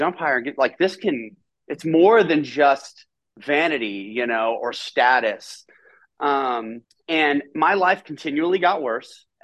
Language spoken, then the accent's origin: English; Nashville, Tennessee, United States; I grew up, I'm from Nashville, Tennessee. And I grew up in a home